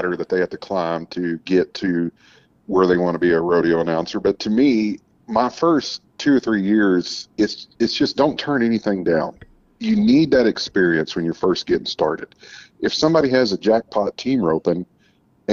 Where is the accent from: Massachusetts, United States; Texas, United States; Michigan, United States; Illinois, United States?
Texas, United States; Uvalde; I grew up a little bit in West Texas, and then I grew up down in South Texas in Uvalde